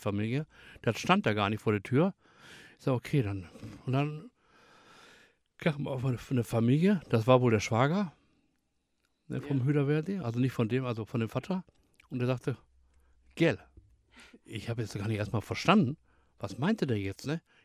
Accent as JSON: {"language": "German", "town": "Bottrop", "region": "North Rhine-Westphalia", "country": "Germany", "tie": "born or raised there", "said": "bin gebürtig aus Bottrop, also in Deutschland"}